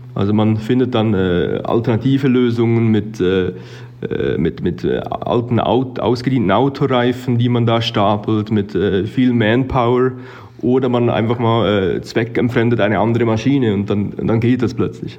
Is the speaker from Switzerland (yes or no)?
yes; Switzerland; moved away as an adult; now in Arusha, Tanzania; ich habe als Schweizer Jurist gestartet